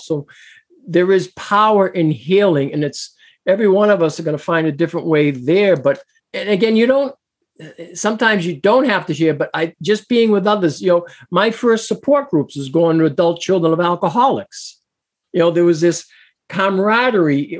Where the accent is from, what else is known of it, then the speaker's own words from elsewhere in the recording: Boston, Massachusetts, United States; moved away; also born or lived in New Hampshire; I was born in Boston, but lived in Massachusetts, then moved to New Hampshire